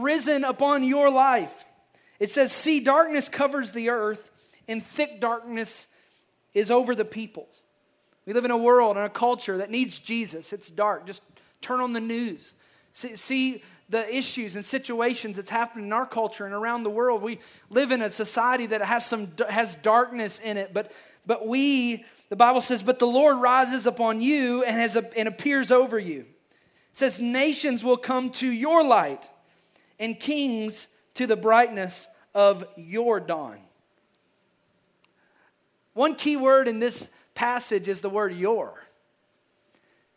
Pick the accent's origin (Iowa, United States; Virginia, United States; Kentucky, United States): Kentucky, United States; I am from Kentucky